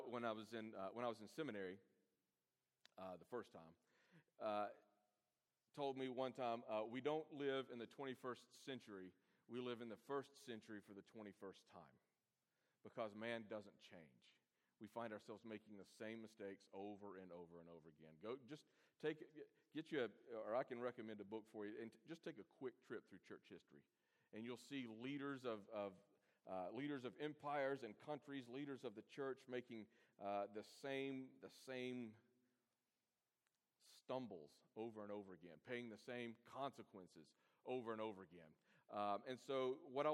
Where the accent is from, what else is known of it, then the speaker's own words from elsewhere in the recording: Birmingham, Alabama, United States; moved away as an adult; also born or lived in Atlanta, Georgia; I'm from Birmingham, so this is coming back home for me